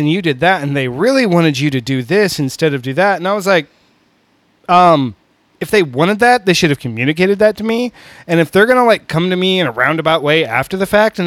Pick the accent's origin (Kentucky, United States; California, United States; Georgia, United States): California, United States; now in Houston, United States; I come from California. I'm not part of the Southern culture